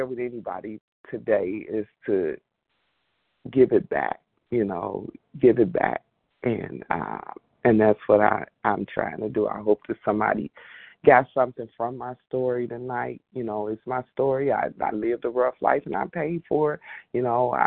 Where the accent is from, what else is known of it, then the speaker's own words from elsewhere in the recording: Indiana, United States; I'm from Indiana